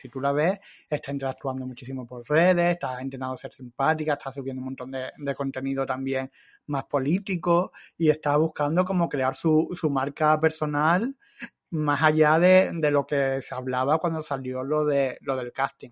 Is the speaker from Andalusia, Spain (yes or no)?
yes; Andalusia, Spain; son, son de mi tierra